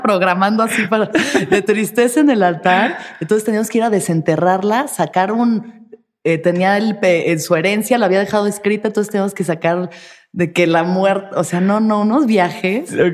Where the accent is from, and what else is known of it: Mexico